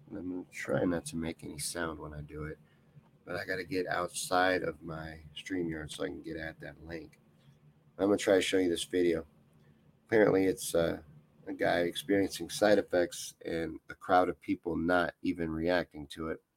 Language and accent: English; Midwest, United States; but we're from the Midwest.